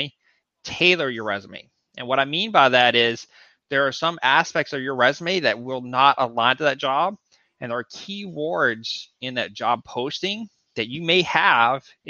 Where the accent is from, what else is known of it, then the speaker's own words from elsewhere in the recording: Texas, United States; moved away; I'm from Texas.